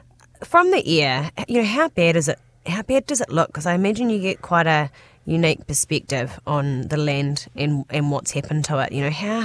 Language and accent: English; Hawke's Bay, New Zealand; moved away; I'm from Hawke's Bay originally, and my family farm there